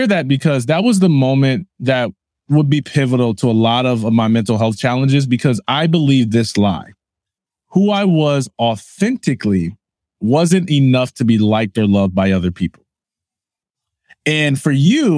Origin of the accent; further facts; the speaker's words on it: Jackson, Michigan, United States; I am from Jackson, Michigan